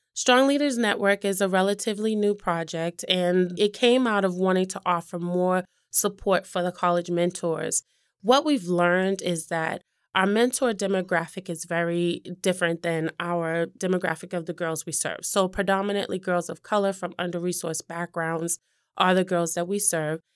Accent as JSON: {"language": "English", "town": "Boston", "region": "Massachusetts", "country": "United States", "tie": "born or raised there", "said": "I grew up in Mattapan specifically."}